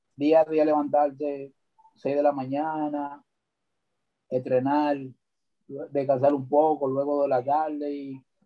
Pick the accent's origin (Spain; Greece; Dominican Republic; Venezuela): Dominican Republic; Santo Domingo Norte, Distrito Nacional; Nacido y criado en Sabana Perdida